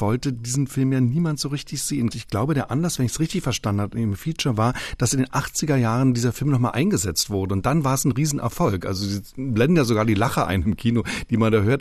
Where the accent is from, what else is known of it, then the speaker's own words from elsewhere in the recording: the East, eastern Germany, Germany; ich komme aus dem Osten